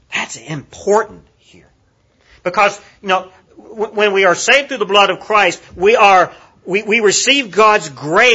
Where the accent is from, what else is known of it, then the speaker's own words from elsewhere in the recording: Kingsport, Tennessee, United States; now in Cookeville, United States; Kingsport, Tennessee is my hometown where I grew up